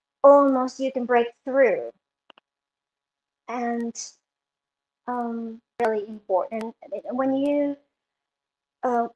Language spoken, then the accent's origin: English; Japan; moved away; I was born and raised in Japan